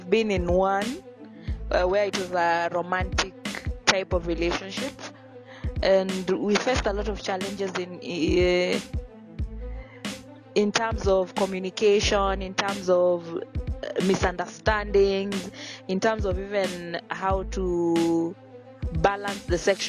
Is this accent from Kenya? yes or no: yes; Mombasa County, Kenya; now in Nairobi, Kenya; I've been in Nairobi for so long, but I was born and brought up in Mombasa.